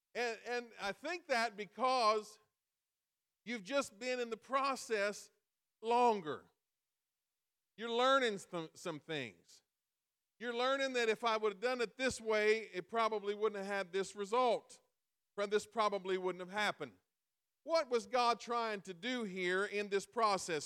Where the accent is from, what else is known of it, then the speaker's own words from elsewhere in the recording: Illinois, United States; We live in we live in Illinois, and every every time you say I'm from I'm from Illinois